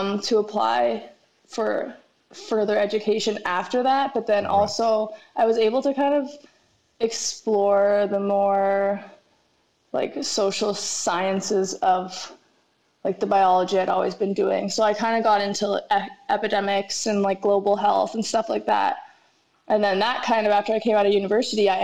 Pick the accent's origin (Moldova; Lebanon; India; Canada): Canada; Mississauga, Ontario; moved away as an adult; now in Australia; I'm from Mississauga, Ontario, which is just outside of Toronto.